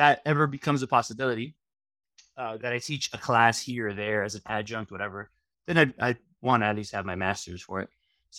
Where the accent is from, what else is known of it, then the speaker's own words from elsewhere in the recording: Miami, Florida, United States; Because although, you know, 305, growing up in Miami.